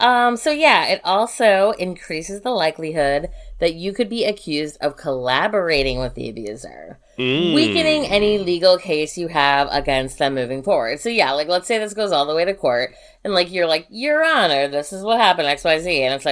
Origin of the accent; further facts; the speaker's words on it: Chicago, Illinois, United States; we grew up in Chicago.